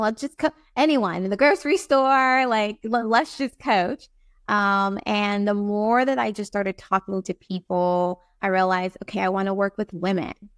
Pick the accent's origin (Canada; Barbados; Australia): Barbados; also born or lived in East Coast, United States; now in Saint Thomas, U.S. Virgin Islands; I was born in Barbados